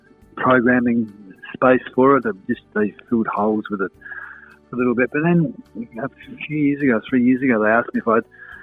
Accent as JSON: {"language": "English", "town": "Adelaide", "region": "South Australia", "country": "Australia", "tie": "born or raised there", "also_born_or_lived": "Victoria / Whyalla"}